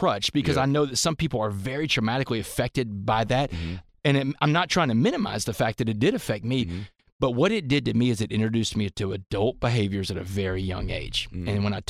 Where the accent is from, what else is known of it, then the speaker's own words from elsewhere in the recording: Texas, United States; And this is Texas, man. Texas high school football. It's like a religion in my home state.